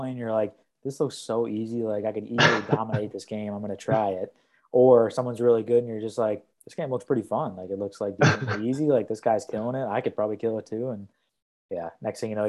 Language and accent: English; Milwaukee, Wisconsin, United States; now in Iowa City, United States; I was going from Des Moines back home to Milwaukee